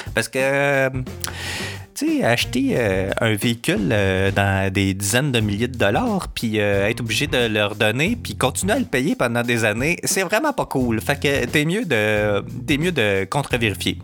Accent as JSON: {"language": "French", "town": "Montreal", "region": "Quebec", "country": "Canada", "said": "je suis pas du coin, je viens de Montréal."}